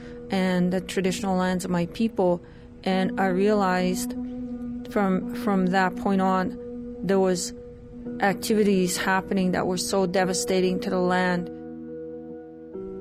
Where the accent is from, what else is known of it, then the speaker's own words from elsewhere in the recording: Canada; I'm from the Treaty 6 territory in what is now known as Canada. I'm from the Nihio people.